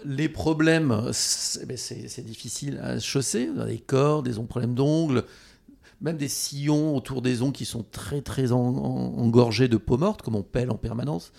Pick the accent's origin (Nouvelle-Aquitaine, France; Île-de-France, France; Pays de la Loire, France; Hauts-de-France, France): Nouvelle-Aquitaine, France; Treignac; mon village où j'ai grandi, en Haute-Corrèze